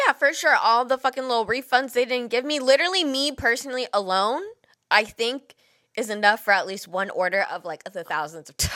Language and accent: English; Bay Area, California, United States; we are from the Bay Area